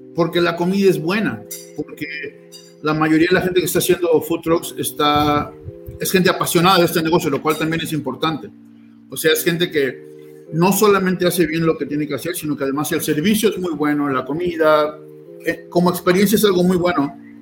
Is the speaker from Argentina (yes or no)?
no; Mexico; now in Utah, United States; somos nosotros los mexicanos